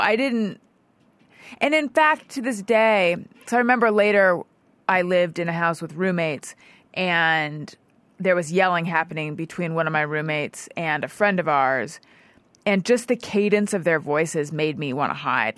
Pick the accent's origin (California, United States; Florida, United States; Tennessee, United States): California, United States; Orange County; born or raised there